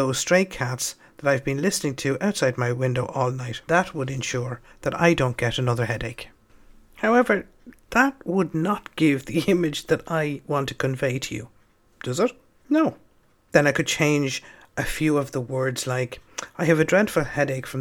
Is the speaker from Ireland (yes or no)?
yes; Dublin, Leinster, Ireland; I'm from Dublin